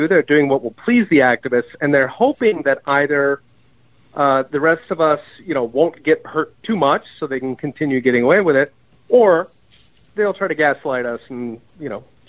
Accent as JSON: {"language": "English", "country": "Germany", "tie": "born or raised there", "also_born_or_lived": "Japan / Taiwan", "said": "I grew up partly in West Germany and in Japan. That was way back when it had a West on the front."}